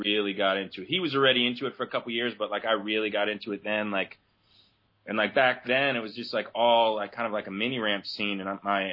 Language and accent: English; New Jersey, United States; my hometown got really devastated by Hurricane Sandy